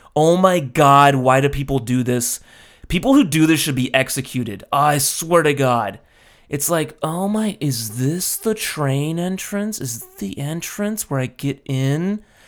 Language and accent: English; Los Angeles, California, United States; moved away; My hometown